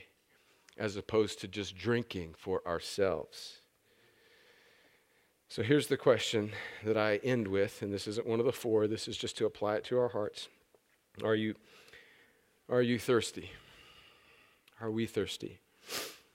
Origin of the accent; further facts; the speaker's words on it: El Centro, California, United States; moved away as an adult; I grew up right on the Mexican border